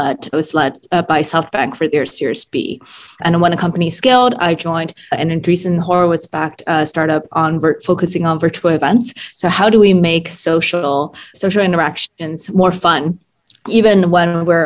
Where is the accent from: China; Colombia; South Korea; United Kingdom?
China; Shanghai; also born or lived in Japan / Germany; now in United States; I grew up in Shanghai, and then I've lived in the US and studied abroad in Japan, Germany in my kind of formative years